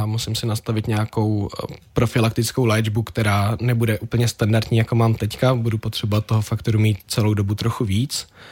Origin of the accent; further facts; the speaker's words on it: Czechia; jako správný Čech